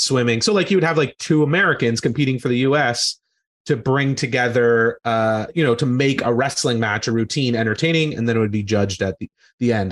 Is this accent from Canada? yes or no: yes; Brockville, Ontario, Canada; my hometown, which was Brockville, Ontario